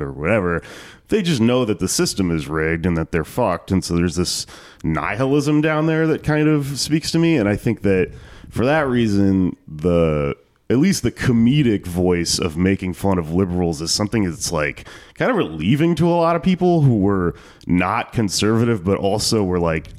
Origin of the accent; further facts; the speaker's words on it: Texas, United States; moved away; I come from Texas where you're surrounded by Republicans all the time